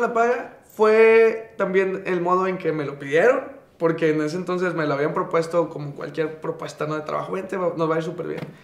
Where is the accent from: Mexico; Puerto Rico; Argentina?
Mexico; Monterrey, Nuevo León; Soy, soy regio, 100%, de Monterrey, Nuevo León. Nací en La Conchita, como la mitad de la ciudad.